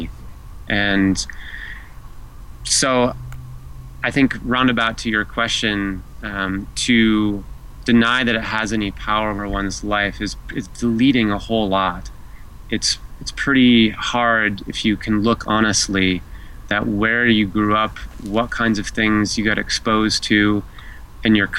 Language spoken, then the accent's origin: English; United States; being an American male, American white male in particular